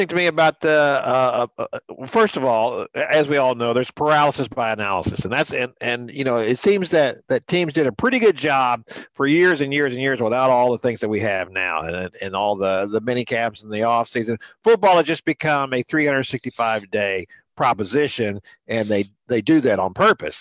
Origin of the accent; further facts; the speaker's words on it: Houston, Texas, United States; Ever since I was a little kid growing up in Houston